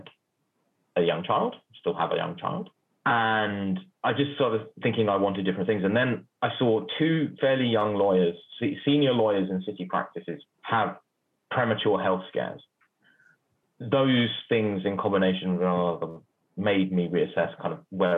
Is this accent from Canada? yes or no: no; London, United Kingdom; I grew up in North London